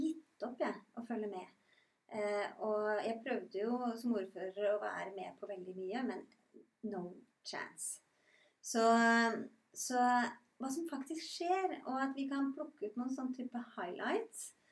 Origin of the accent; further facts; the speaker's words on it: Rygge, Østfold, Norway; also born or lived in Bergen; now in Randaberg, Norway; Både du og jeg er jo innflyttere. Jeg kommer fra Rygge i Østfold. Har bodd eh, 16 år i Bergen.